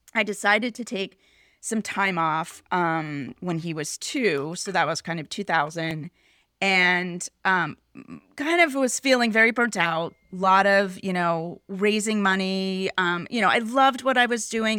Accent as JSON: {"language": "English", "town": "Pittsburgh", "region": "Pennsylvania", "country": "United States", "tie": "born or raised there", "moved": "yes", "said": "I grew up in Pittsburgh."}